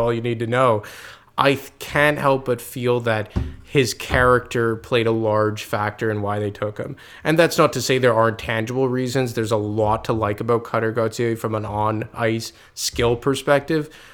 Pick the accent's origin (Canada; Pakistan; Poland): Canada; Quebec; I'm from Quebec.